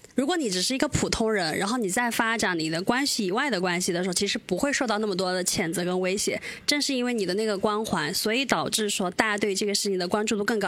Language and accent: Chinese; China; 我们中国人